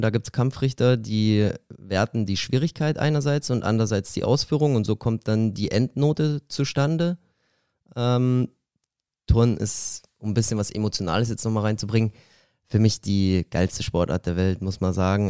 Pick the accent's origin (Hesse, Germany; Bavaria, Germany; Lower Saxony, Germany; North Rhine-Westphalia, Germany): Bavaria, Germany; Glonn; moved away as an adult; also born or lived in Ebersberg / Berlin; now in Halle, Germany; ich bin in Ebersberg geboren, das ist in der Nähe von München und habe 18 Jahre in Glong gelebt